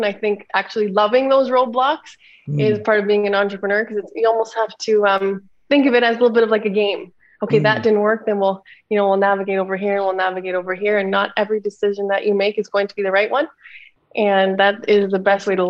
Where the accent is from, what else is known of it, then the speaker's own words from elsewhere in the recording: Niagara-on-the-Lake, Ontario, Canada; I grew up in a small town just outside of Toronto in Canada called Niagara-on-the-Lake.